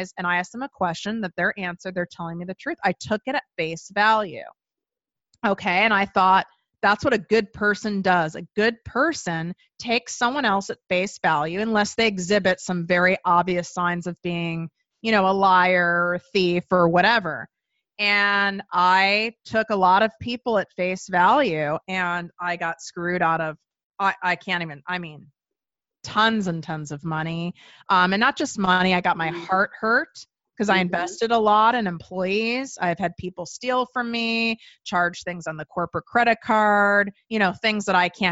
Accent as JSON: {"language": "English", "town": "Chicago", "region": "Illinois", "country": "United States", "said": "I'm from Chicago."}